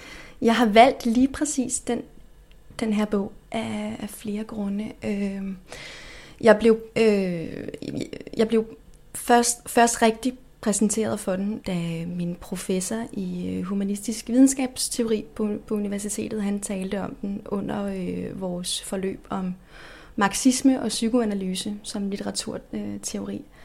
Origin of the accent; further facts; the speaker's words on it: Denmark; Vi danskere